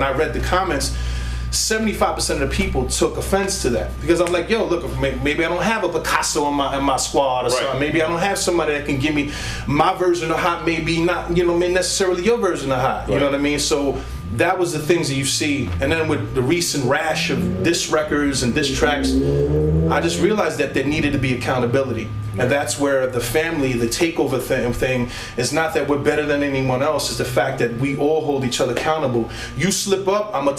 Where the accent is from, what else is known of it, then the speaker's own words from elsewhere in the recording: New York City, New York, United States; moved away as an adult; now in Allentown, United States; Native New Yorker from Brooklyn, New York, you know, grew up and born and raised in Brooklyn.